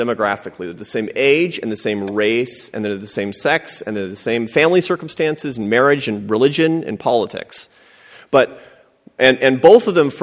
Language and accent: English; Seattle, Washington, United States; I grew up in Seattle, Washington, to a family of academics and artists